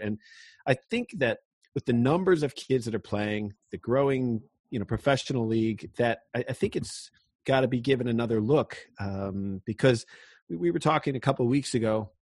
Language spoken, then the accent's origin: English; Connecticut, United States; I'm from Connecticut